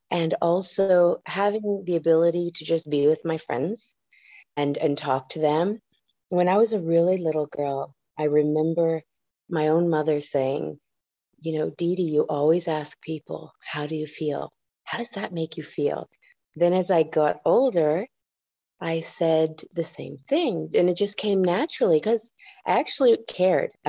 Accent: San Juan, Puerto Rico; first language ja; English is a second language; moved away; also born or lived in Michigan / Osaka, Japan; Well, I was born in Michigan and then spent uh, first few years of my life in Osaka, Japan, where I learned Japanese as my first language. And after that, I moved to San Juan, Puerto Rico, losing my Japanese, picking up the English and picking up my Spanish.

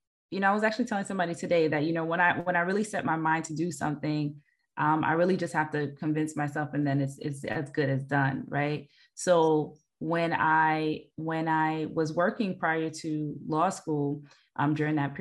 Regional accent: New York City, New York, United States; I hail from Queens

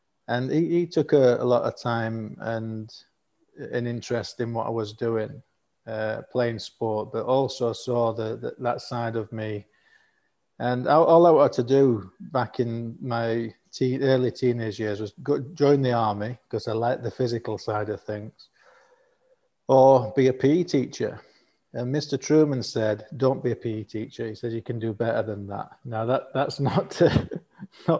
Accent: Elland, Yorkshire and the Humber, United Kingdom; accent: northern; moved away as an adult; now in Qatar; I'm from a little town called Elland, which is in West Yorkshire between Halifax and Huddersfield. That's where I was born and grew up

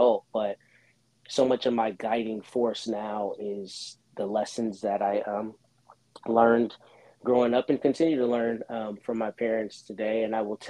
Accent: Austin, Texas, United States; moved away as an adult; also born or lived in Washington, D.C.; I was born and raised in Austin, up the road from Corpus

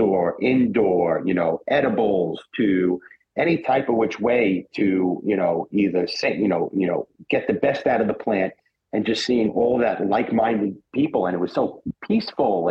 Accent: New York City, New York, United States; I grew up in New York City

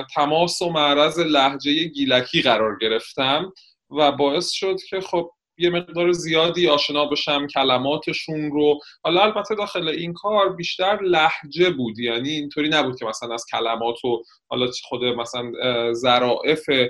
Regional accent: Shiraz, Fars, Iran; moved away; نه من گیلانی نیستم من متولد شیراز هستم

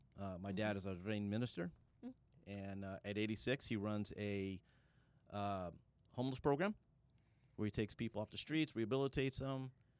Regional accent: San Diego, California, United States; moved away as an adult; now in Coconut Creek, United States; So, yeah, I was born and raised in San Diego.

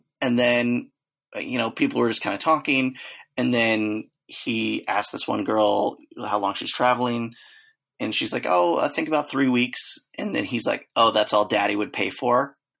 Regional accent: Czechia; I'm not from hell. I'm from Czech Republic.

